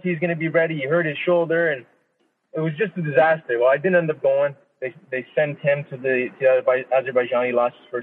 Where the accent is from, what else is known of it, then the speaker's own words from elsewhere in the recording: Niagara Falls, Ontario, Canada; my hometown, Niagara Falls, Ontario